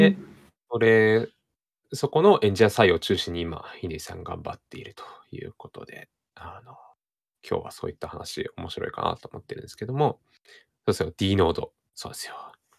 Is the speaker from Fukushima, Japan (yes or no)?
no; Hokkaido, Japan; 私北海道出身なんですけど、田舎でね